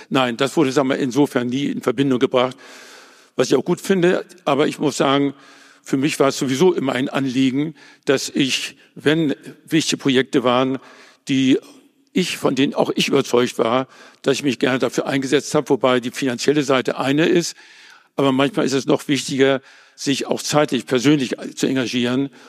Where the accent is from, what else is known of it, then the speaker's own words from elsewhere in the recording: West Prussia, Poland; now in Hamburg, Germany; ich bin ja als Flüchtling von Westpreußen nach Hamburg gekommen. Hamburg ist dann meine Heimat geworden